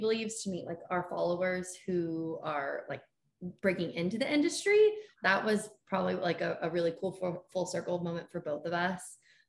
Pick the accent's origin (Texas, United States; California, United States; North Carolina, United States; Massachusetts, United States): California, United States; Sacramento; moved away as an adult; also born or lived in Reno, Nevada / Denver, Colorado; now in Tampa, United States; I'm originally from Sacramento, California, and I went to the University of Nevada in Reno.